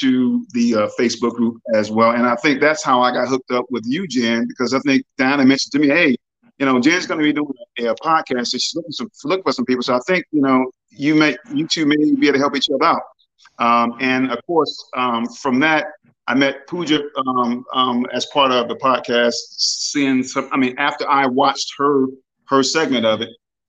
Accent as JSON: {"language": "English", "town": "Detroit", "region": "Michigan", "country": "United States", "tie": "born or raised there", "said": "I am a Yankee, okay, born and raised in Detroit"}